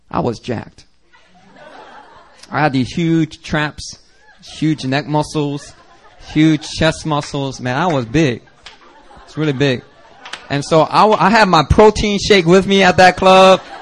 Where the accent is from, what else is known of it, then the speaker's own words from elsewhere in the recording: Seattle, Washington, United States; I came from Seattle.